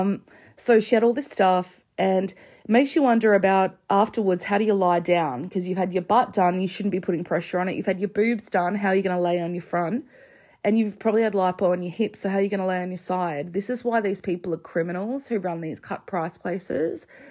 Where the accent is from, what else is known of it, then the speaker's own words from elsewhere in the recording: Australia; as an Australian